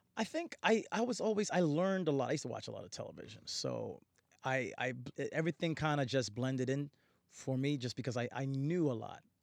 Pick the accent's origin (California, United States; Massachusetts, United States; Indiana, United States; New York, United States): New York, United States; Newburgh; also born or lived in Harlem, New York City; I was born in New York City, born Manhattan, Harlem, uh, but I was raised upstate New York in a town called Newburgh